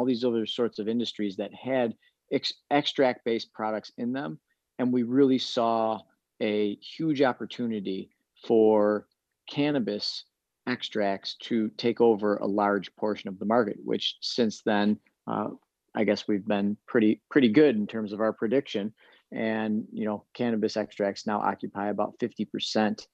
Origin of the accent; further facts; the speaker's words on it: Michigan, United States; Michigan, which is my home state.